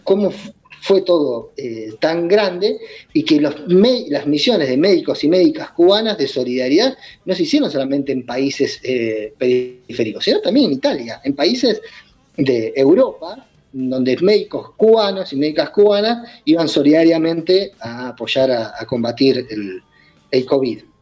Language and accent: Spanish; Argentina; also born or lived in Bahía Blanca; vemos nosotros en Bahía Blanca, como Argentina